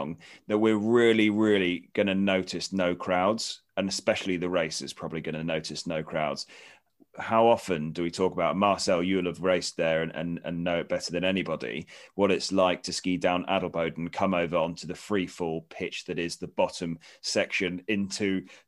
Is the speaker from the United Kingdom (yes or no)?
yes; United Kingdom; from our perspective, as a Brit's perspective